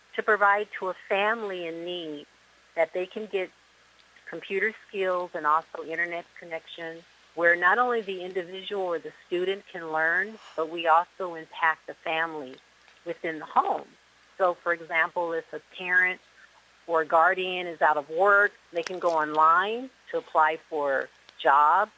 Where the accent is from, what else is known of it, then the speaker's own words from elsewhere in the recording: Seattle, Washington, United States; now in Miami, United States; I'm originally from Seattle, Washington, and I am now reside in the Miami area, beautiful South Florida